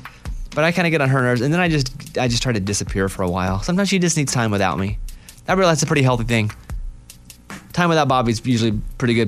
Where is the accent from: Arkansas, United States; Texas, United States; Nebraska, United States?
Arkansas, United States; I'm from Arkansas. What do you want?